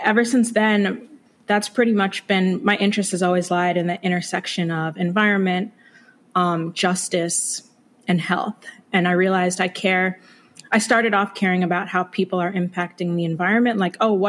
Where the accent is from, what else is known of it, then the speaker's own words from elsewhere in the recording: Chester, Virginia, United States; moved away as an adult; also born or lived in Brooklyn, New York; now in Maryland, United States; I was born in Brooklyn, New York, but I spent a good amount of my youth, so middle school and high school, in Chester, Virginia, which is just south of Richmond